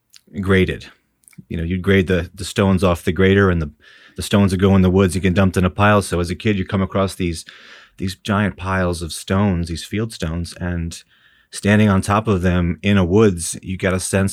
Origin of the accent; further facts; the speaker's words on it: New York, United States; There was a thriving farming community, and Baymen were all about on the waters, digging clams, grabbing oysters.